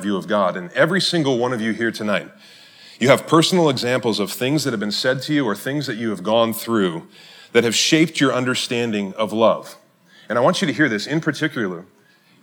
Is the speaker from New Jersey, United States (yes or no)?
no; Cleveland, Ohio, United States; now in Madison, United States; I grew up in Cleveland, Ohio